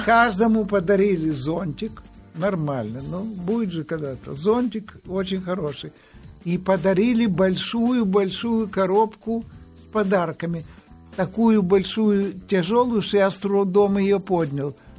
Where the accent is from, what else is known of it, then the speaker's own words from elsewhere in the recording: Odesa, Odesa Oblast, Ukraine; moved away; Родился я в Одессе